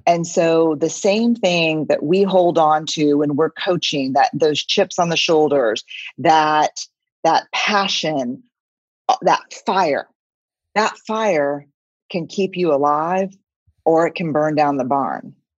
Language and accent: English; San Antonio, Texas, United States; I'm from San Antonio